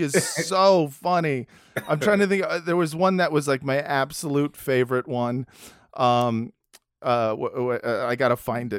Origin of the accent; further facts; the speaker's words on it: United States; as an American Jew